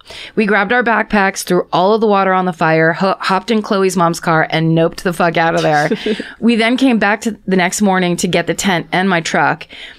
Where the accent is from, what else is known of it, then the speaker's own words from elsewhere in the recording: New England, United States; Don't worry, I'm from New England. Everything is wet and I wasn't worried about wildfires.